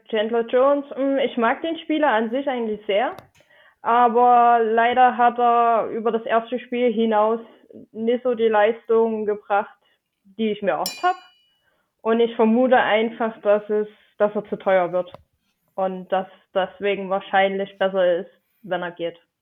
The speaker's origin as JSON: {"language": "German", "town": "Dresden", "region": "Saxony", "country": "Germany", "said": "Ich äh, komme aus Dresden. Hm. Und äh, ich hoffe, man hört meinen Akzent nicht zu sehr"}